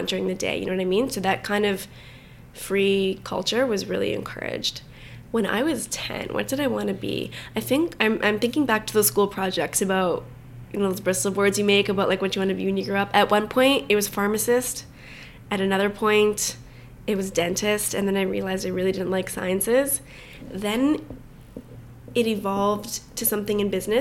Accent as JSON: {"language": "English", "town": "Vaughan", "region": "Ontario", "country": "Canada", "tie": "born or raised there", "said": "I grew up in Vaughan, so a suburb of Toronto"}